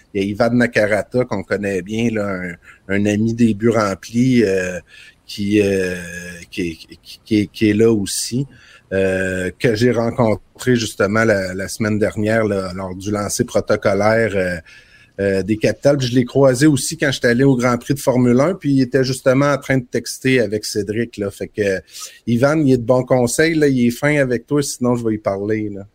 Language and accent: French; Trois-Pistoles, Quebec, Canada; l'école secondaire de Trois-Pistoles, où j'ai grandi